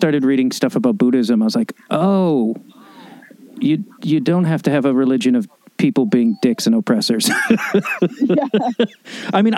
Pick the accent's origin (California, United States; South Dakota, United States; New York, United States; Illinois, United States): Illinois, United States; outside Chicago; I grew up outside Chicago